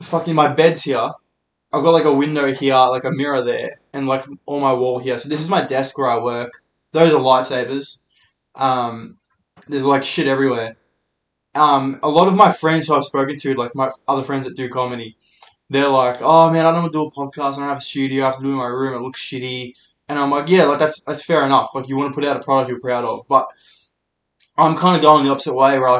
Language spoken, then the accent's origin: English; Melbourne, Victoria, Australia; I'm a comedian from Melbourne.